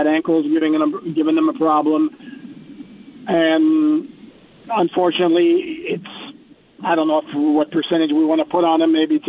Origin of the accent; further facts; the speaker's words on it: Montreal, Quebec, Canada; now in United States; I was born and raised in Montreal